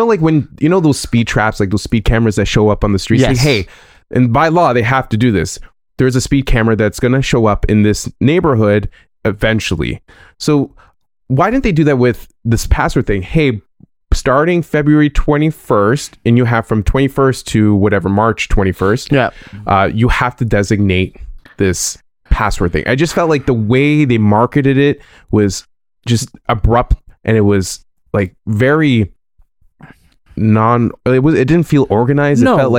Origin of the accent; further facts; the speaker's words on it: Canada; now in Brooklyn, United States; I'm in Brooklyn, but I'm Canadian, yeah.